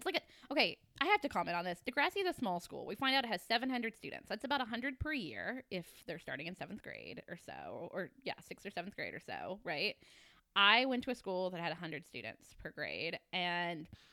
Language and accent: English; Kentucky, United States; I grew up in Kentucky and like camo was what was fashionable where I'm from